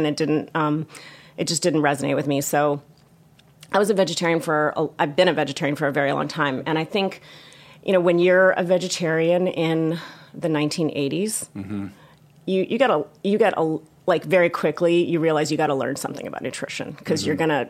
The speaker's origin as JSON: {"language": "English", "town": "Baltimore", "region": "Maryland", "country": "United States", "tie": "born or raised there"}